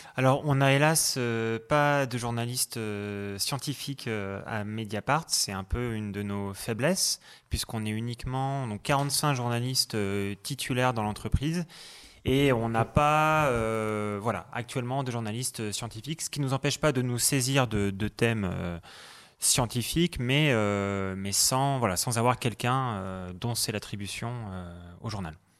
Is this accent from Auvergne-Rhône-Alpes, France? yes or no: no; Brittany, France; moved away as an adult; also born or lived in Germany; chez moi en Bretagne